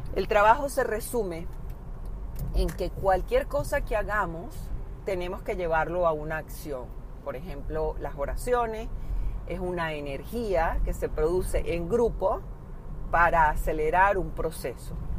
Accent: Venezuela; como venezolana

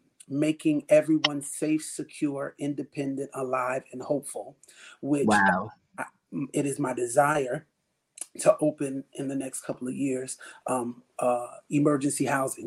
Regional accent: Southampton, New York, United States; born and raised in Southampton, New York, and I love the Lord. I love my family. I am a husband. I am a father of three.

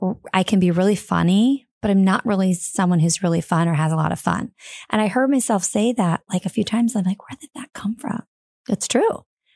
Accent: Fort Wayne, Indiana, United States; Fort Wayne, Indiana.

